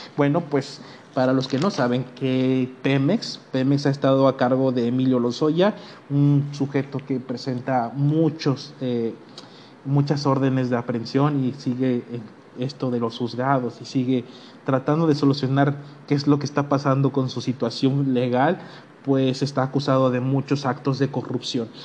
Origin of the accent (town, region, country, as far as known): Mexico